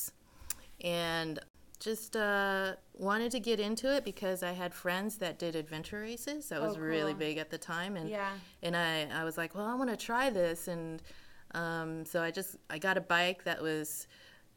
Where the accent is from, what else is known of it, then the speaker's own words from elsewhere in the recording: Washington, United States; now in Las Vegas, United States; I'm from Washington originally